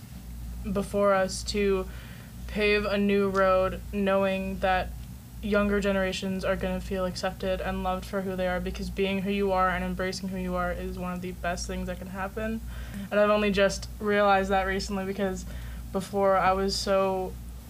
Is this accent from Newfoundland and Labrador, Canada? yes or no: no; London, Ontario, Canada; from London, Ontario, Canada.